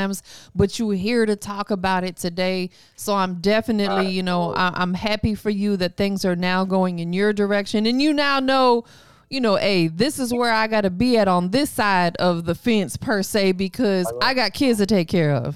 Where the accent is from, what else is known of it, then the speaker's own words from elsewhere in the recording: Tampa, Florida, United States; moved away as an adult; now in Atlanta, United States; I was born and raised in Tampa. Was there my whole life until I moved to Atlanta about 10 years ago